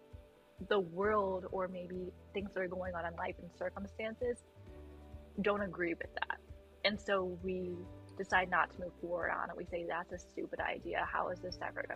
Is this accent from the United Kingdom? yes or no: no; United States; I'm an American